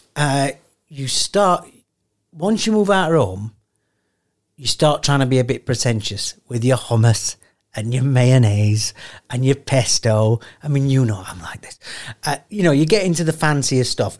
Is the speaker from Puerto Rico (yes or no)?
no; Sheffield, Yorkshire and the Humber, United Kingdom; I'm from Sheffield.